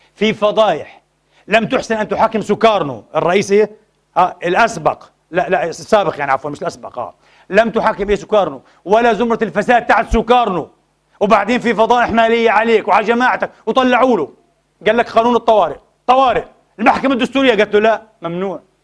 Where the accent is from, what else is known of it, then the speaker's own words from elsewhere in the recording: Palestine; now in Vienna, Austria; وأنا فلسطيني أنا شامي